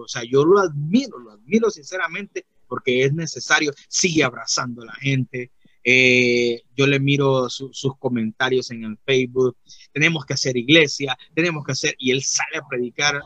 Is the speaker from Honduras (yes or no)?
yes; Honduras; now in Tegucigalpa, Honduras; yo soy de Honduras